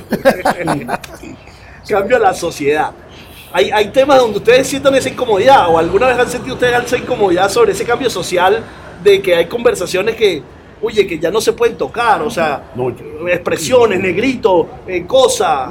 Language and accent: Spanish; Caracas, Capital District, Venezuela; ¿tú sabes dónde, dónde soy yo, Oscar? De Antímano